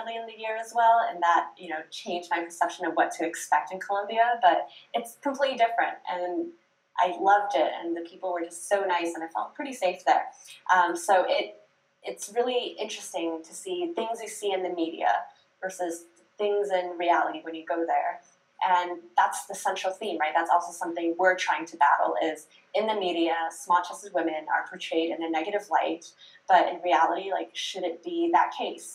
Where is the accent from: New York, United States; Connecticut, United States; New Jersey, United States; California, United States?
California, United States; I grew up in California, so I was blessed with some of the best Chinese food and Asian food in the whole country